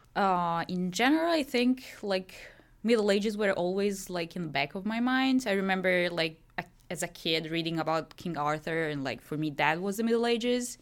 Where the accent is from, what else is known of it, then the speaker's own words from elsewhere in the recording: Milan, Lombardy, Italy; English is a second language; moved away as an adult; also born or lived in France; I'm from Milan